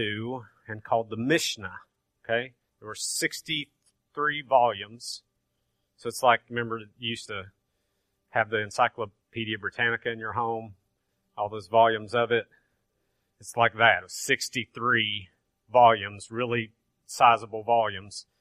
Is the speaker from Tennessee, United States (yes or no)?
yes; Grainger County, Tennessee, United States; I'm from Granger County, so I say Torah.